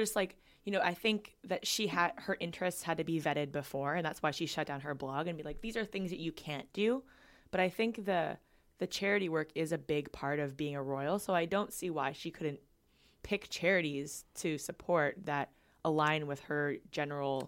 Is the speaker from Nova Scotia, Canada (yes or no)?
no; Vancouver, British Columbia, Canada; moved away as an adult; now in Ottawa, Canada; I grew up growing up in Vancouver, where where there's a large Asian population.